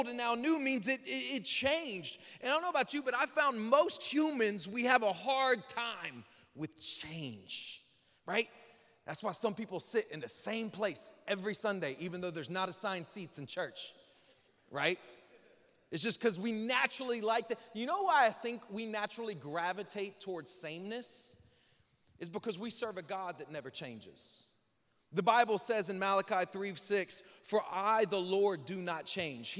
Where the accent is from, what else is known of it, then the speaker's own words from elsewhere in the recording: Northwest Florida, United States; also born or lived in Lake Charles, Louisiana; I was born in Louisiana, and at age like 2, my family moved to Northwest Florida. And then from the age of like 2.5, 3, till I was 18, we moved 6 more times in the same city